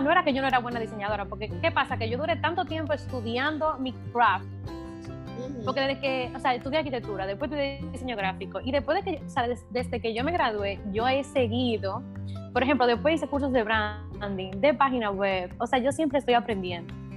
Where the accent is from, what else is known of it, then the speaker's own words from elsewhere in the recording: Dominican Republic; yo tengo 32 años recién cumplidos, eh, soy dominicana.